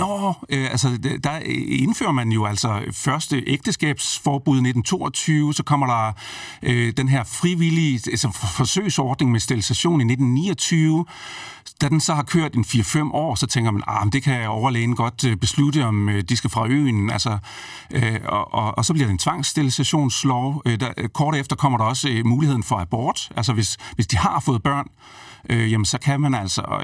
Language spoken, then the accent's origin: Danish; Brejning, Southern Denmark, Denmark; et sted, hvor jeg er vokset op øh, i Brejning mellem Vejle og Fredericia